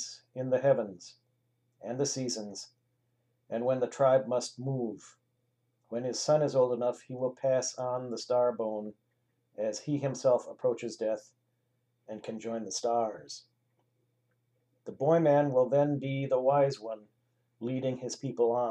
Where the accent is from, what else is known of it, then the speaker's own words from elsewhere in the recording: Milwaukee, Wisconsin, United States; was born and raised in Milwaukee, Wisconsin